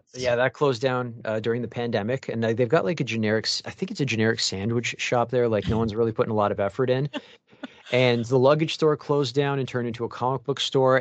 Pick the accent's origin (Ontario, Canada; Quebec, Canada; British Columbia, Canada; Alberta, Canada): Ontario, Canada; Mississauga; now in Toronto, Canada; I'm from Mississauga, so I'm just literally one town over